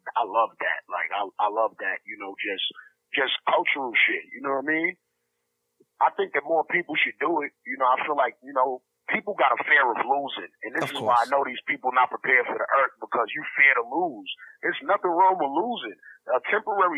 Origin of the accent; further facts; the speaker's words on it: New York, United States; I grew up in Star City, I lived out there for 10 years, and there was a lot of Russian Jews out there